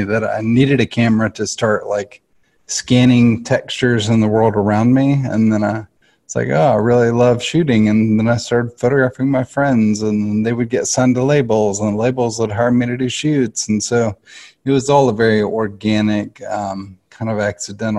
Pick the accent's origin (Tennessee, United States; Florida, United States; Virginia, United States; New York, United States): Tennessee, United States; Nashville; I grew up here in Nashville. I'm a Nashville native and grew up in the arts.